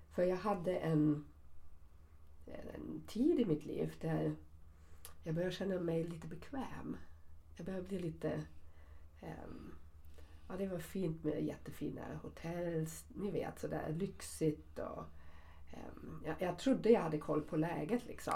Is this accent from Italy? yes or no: no; Germany; accent: German; Swedish is a second language; now in Sweden; min tyska uttal eller min tyskhet